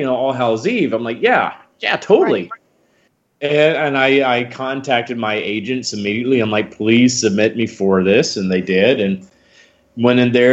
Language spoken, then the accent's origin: English; Huntsville, Alabama, United States; moved away; I grew up doing a lot of children's theater starting out back in my hometown of Huntsville, Alabama.